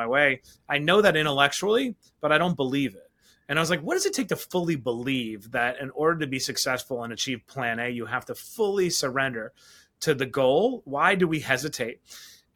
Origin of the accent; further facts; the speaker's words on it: New York City, New York, United States; I grew up in Queens, New York, the product of a single mom